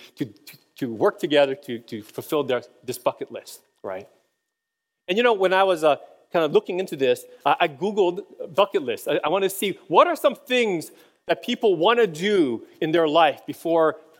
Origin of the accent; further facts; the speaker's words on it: Hawaii, United States; moved away as an adult; also born or lived in Boston; when I was a kid, I grew up in Hawaii